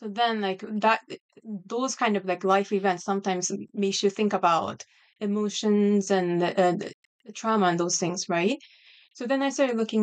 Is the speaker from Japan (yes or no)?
yes; Japan; English is a second language; moved away as an adult; also born or lived in Washington, D.C. area; now in Virginia, United States; I grew up in Japan, right outside of Tokyo area.